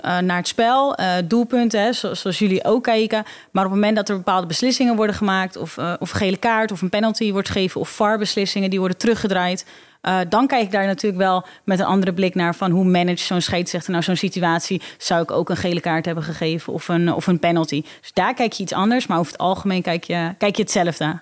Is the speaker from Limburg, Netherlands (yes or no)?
no; Alkmaar, North Holland, Netherlands; is Alkmaar mijn geboorteplaats. woon ik daar nog steeds.